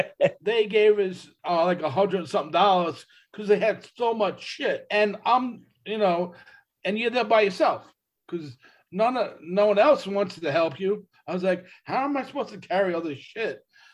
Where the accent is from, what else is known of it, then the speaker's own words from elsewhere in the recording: East Coast, United States; they knew I was from the East Coast, and I started becoming friends with them